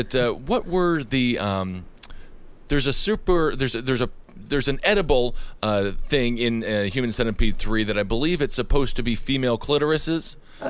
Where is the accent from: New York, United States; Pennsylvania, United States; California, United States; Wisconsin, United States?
Wisconsin, United States; moved away; I'm from Wisconsin